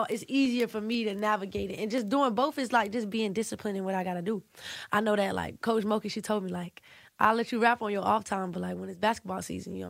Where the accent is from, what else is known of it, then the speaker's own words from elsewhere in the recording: Savannah, Georgia, United States; I'm from Savannah, Georgia